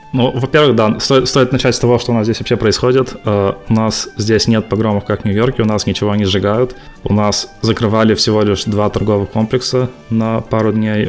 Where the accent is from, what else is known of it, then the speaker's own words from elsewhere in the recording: Perm, Perm Krai, Russia; moved away as an adult; also born or lived in Dolgoprudny, Russia / South Korea; now in Fremont, United States; Я родом из Перми. Вот, родился в Перми, учился в Перми в школе.